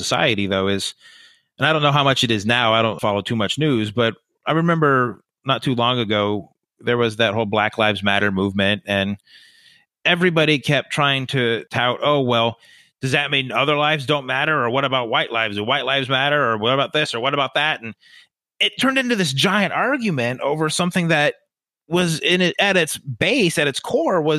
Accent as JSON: {"language": "English", "town": "Buffalo", "region": "New York", "country": "United States", "tie": "born or raised there", "said": "I grew up in Buffalo"}